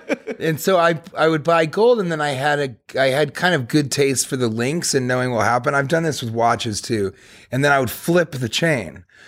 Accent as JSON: {"language": "English", "town": "Denver", "region": "Colorado", "country": "United States", "said": "Denver, Colorado."}